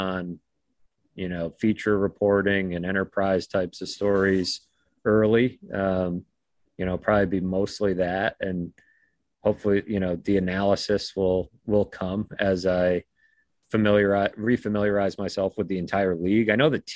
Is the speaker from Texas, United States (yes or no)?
no; Boston, Massachusetts, United States; I grew up playing hockey in the Boston area